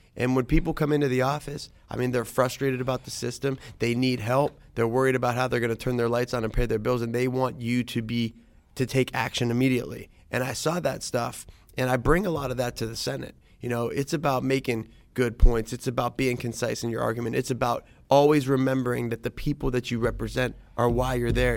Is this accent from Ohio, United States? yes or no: yes; Youngstown, Ohio, United States; also born or lived in Columbus, Ohio / Lansing, Michigan; I was born in Columbus. moved to Lansing, Michigan when I was, like, two, three years old, and then we moved to Youngstown when I was five. And so, grew up in the valley